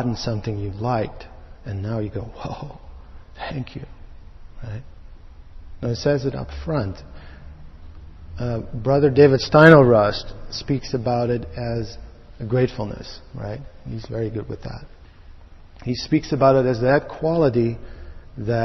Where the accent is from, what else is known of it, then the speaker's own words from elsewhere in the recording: Netherlands; moved away; I was born in Holland